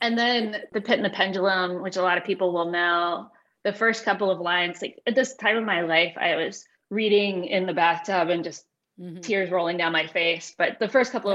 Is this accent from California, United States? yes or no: no; Richmond, Virginia, United States; I'm from Richmond, Virginia